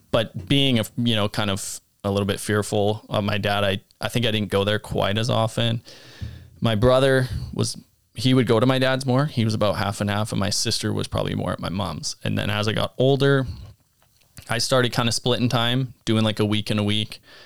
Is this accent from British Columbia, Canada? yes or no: yes; Abbotsford, British Columbia, Canada; I grew up in Abbotsford, British Columbia